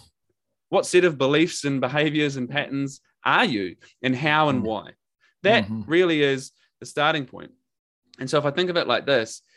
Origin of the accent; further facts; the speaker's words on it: New Zealand; accent: Kiwi; my Kiwi accent